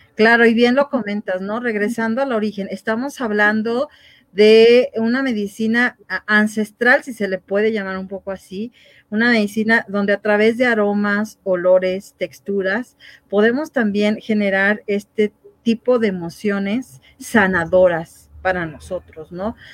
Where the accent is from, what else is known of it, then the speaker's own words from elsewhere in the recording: Mexico; como mexicanos